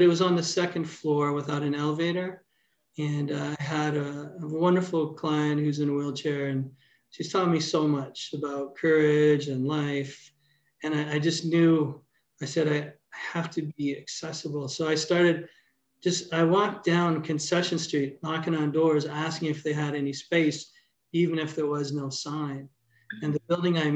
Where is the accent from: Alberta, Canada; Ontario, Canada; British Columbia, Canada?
Ontario, Canada; Toronto; moved away as an adult; also born or lived in Brampton / Port Credit; now in Hamilton, Canada; I grew up in Toronto